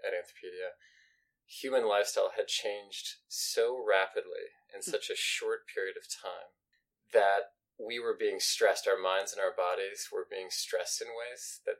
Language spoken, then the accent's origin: English; St. Louis, Missouri, United States; I grew up here in the St. Louis area as well